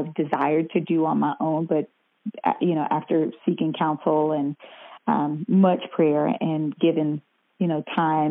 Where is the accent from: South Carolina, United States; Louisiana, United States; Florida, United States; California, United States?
South Carolina, United States; moved away as an adult; also born or lived in Atlanta, Georgia; now in Orlando, United States; I grew up in South Carolina and I was always singing in the choir, you know, as a little girl